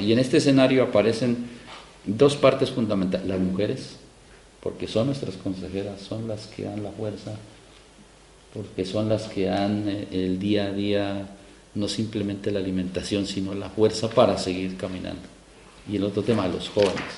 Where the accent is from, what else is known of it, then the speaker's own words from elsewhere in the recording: Silvia, Cauca, Colombia; yo soy del pueblo de Ambaló, en Silvia Cauca, al suroccidente del país, eh, Colombia